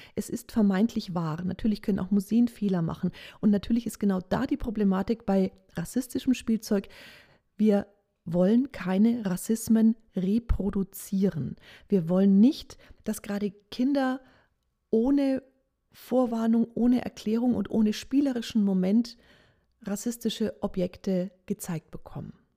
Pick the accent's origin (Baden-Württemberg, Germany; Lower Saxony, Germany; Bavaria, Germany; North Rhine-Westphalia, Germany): Bavaria, Germany; Nuremberg; Ich bin auch Nürnbergerin